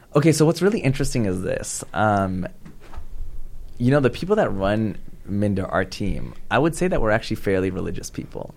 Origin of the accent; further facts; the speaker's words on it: Pakistan; I'm Pakistani.